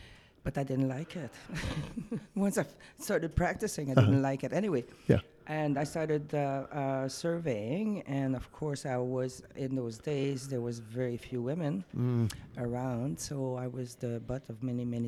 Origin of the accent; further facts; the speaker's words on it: Quebec, Canada; first language French; English is a second language; now in Calgary, Canada; French speaking, obviously. I'm from Quebec originally. I currently live in Calgary, Alberta, and that's where I work from.